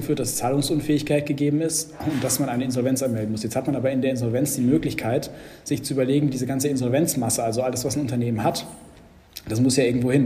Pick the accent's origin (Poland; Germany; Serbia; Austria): Germany; als Deutscher